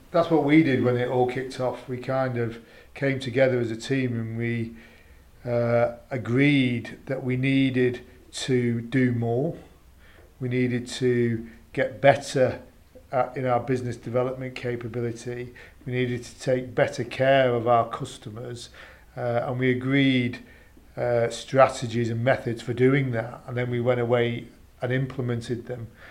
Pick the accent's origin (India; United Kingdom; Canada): United Kingdom; we're British